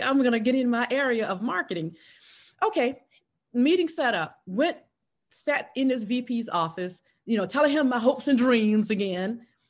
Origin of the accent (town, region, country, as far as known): South Carolina, United States; born or raised there; moved away as an adult; now in Atlanta, United States